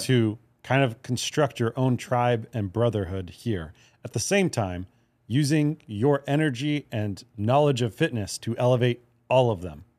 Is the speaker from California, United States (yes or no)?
no; Hawaii, United States; I grew up in Hawaii